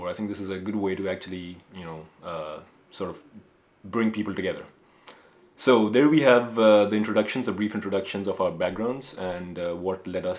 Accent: Pakistan; moved away as an adult; now in Washington, D.C., United States; So I was born and raised in Pakistan. I lived there till I was 31, and I came here for grad school in 2014, so about 3 years.

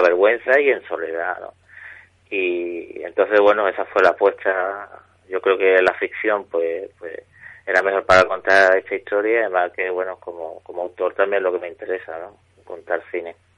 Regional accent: Jerez de la Frontera, Andalusia, Spain; desde chico yo soy de Jerez y aquí en Andalucía, en la provincia de Cádiz

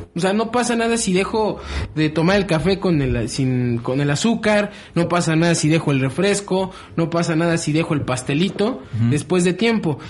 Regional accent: Mexico; somos mexicanos

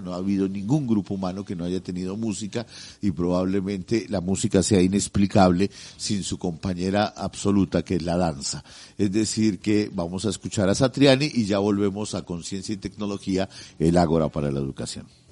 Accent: Colombia; pedazo de tierra en el que estamos nosotros metidos como colombianos

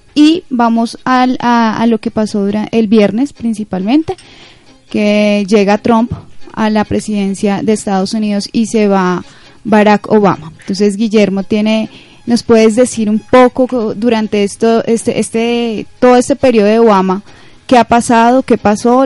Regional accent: Colombia; a nosotros, como los colombianos

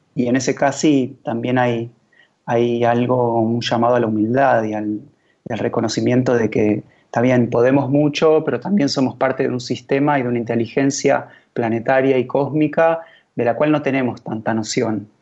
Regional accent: Argentina

